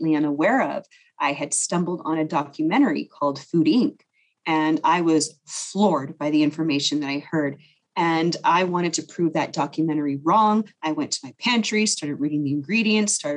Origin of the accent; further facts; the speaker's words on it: Las Vegas, Nevada, United States; moved away as an adult; now in California, United States; growing up in Vegas